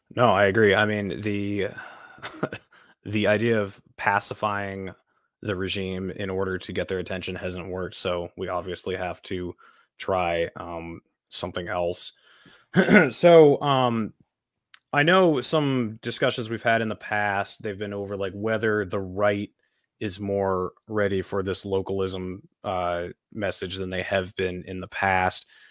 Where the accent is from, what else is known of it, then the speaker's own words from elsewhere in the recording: New Hampshire, United States; moved away as an adult; I'm from New Hampshire. Originally, my family lives here